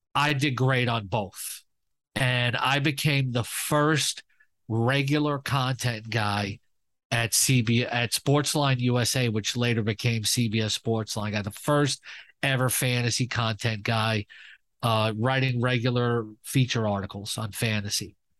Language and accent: English; New York City, New York, United States; I grew up in Queens